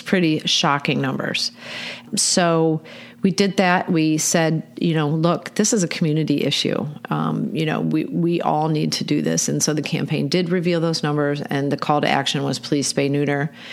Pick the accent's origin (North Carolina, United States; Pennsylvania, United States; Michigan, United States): Michigan, United States; moved away as an adult; now in Baltimore, United States; I am from Michigan. I moved here to Baltimore in 1989